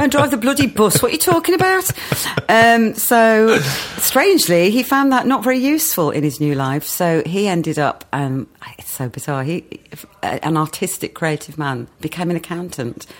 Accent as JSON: {"language": "English", "region": "West Midlands", "country": "United Kingdom", "tie": "born or raised there", "also_born_or_lived": "Wolverhampton / Walsall", "moved": "as an adult", "said": "I was a country girl, grew up in the Black Country Mining Village"}